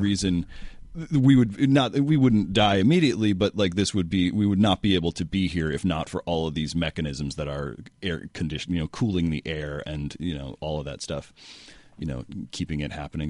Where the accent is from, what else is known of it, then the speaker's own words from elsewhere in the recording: San Francisco, California, United States; I grew up in San Francisco